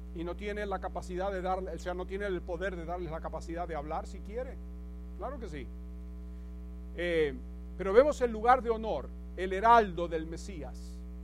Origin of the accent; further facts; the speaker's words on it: Buenos Aires, Argentina; moved away; Yo me acuerdo cuando íbamos a la iglesia ortodoxa de pequeño en Buenos Aires